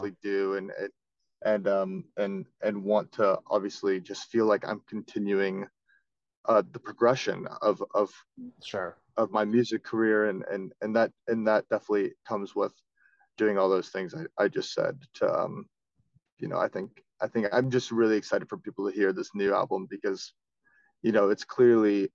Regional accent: Florida, United States; I'm from Florida

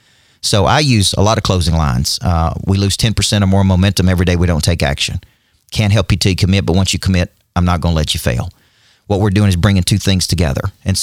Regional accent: Nashville, Tennessee, United States; Well, I'm from Nashville.

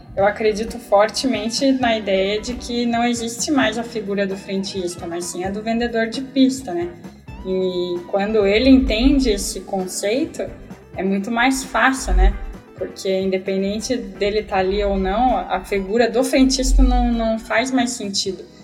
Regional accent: Brazil; nós que somos brasileiros

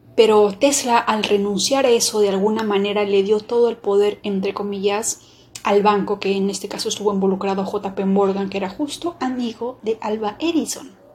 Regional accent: Peru; mi país

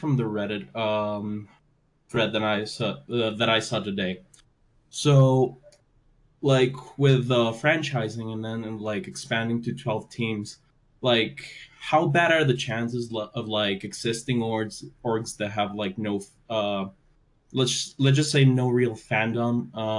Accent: Bogota, Bogotá Capital District, Colombia; I am from Bogota, Colombia.

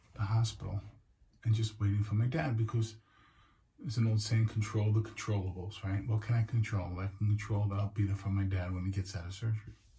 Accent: New York City, New York, United States; living and being a New Yorker

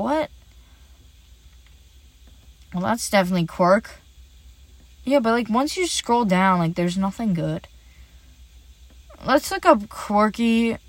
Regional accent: Ireland; Basically me. Because I'm Irish.

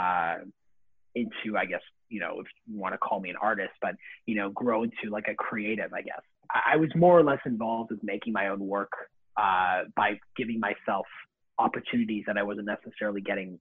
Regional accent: Vaughan, Ontario, Canada; also born or lived in Toronto; I didn't grow up in Toronto. I grew up in Vaughan. So that's a small city just north of Toronto

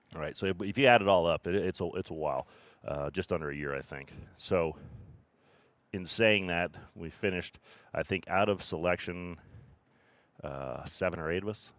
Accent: Mammoth Lakes / June Lake area, Sierra Nevada, California, United States; I grew up in the Sierra Nevada mountains here just south of Reno in a, in a mammoth June Lake area

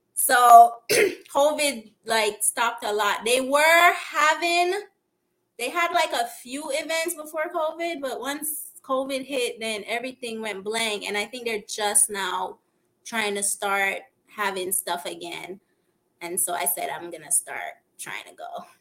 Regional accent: Kingston, Jamaica; also born or lived in Philadelphia, United States / Florida, United States; now in Los Angeles, United States; I'm from Kingston

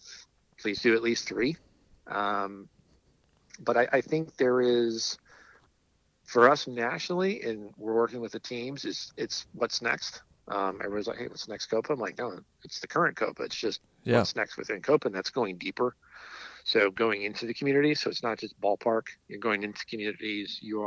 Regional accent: Albuquerque, New Mexico, United States; now in New Mexico, United States; Even though I'm not Hispanic, mariachi speaks to me because I live in New Mexico, or I'm from Albuquerque.

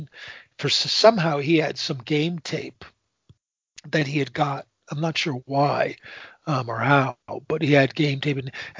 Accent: New England, United States; because I'm from New England and the Patriots

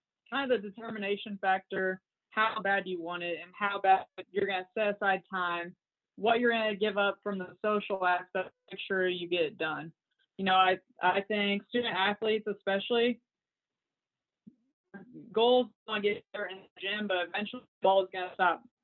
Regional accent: near Camp Atterbury, Indiana, United States; I always saw soldiers around Camp Atterbury, around my hometown

